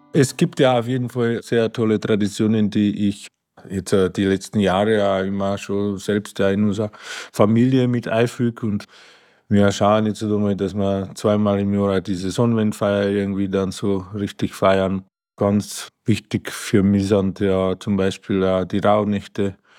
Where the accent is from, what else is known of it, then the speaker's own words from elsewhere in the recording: Slovakia; also born or lived in Achental, Bavaria, Germany; now in Marquartstein, Germany; ursprünglich komme ich ja aus der Slowakei